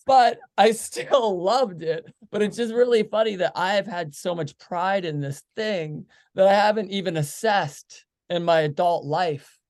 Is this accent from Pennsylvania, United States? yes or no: yes; Pittsburgh, Pennsylvania, United States; we're from Pittsburgh